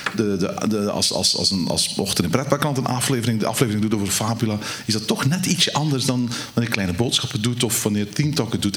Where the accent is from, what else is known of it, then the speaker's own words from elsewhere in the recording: Belgium; als Belgen zullen wij